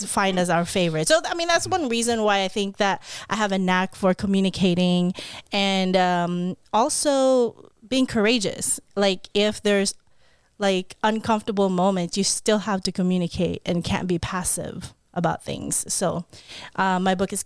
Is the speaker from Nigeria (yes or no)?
no; Philippines; now in California, United States; me being a Filipino, speaking a different language